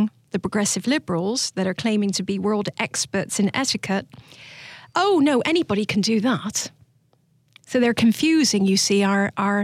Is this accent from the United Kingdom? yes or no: yes; South of England, United Kingdom; moved away as an adult; also born or lived in Georgia, United States; now in United States; I'm from the South of England.